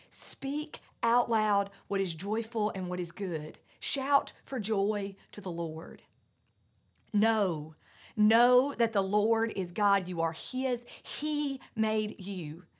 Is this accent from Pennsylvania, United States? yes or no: no; North Carolina mountains, United States; I grew up in the North Carolina mountains